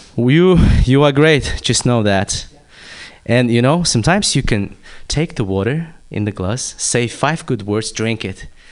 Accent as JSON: {"language": "English", "country": "Kazakhstan", "moved": "yes", "said": "I'm from Kazakhstan"}